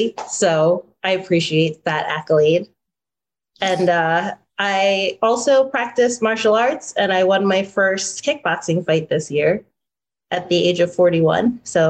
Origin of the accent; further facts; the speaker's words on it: Asbury Park, New Jersey, United States; I'm from Asbury Park community, and I've worked in Asbury Park, lived in Asbury Park.